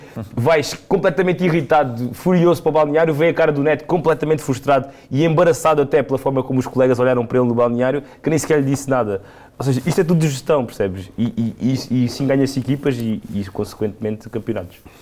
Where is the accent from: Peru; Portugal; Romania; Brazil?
Portugal; Serpa, Beja District; lá na minha terra, em Serpa